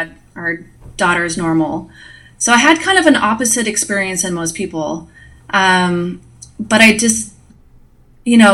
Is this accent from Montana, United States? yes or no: yes; Billings, Montana, United States; I'm from Billings, Montana